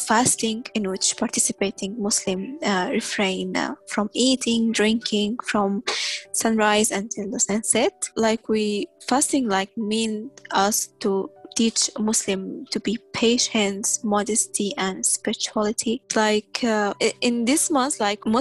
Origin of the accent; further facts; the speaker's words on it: Tripoli, Tripoli District, Libya; also born or lived in Sudan; now in St. John's, Canada; I'm from Sudan, but I was born and raised in Libya, Tripoli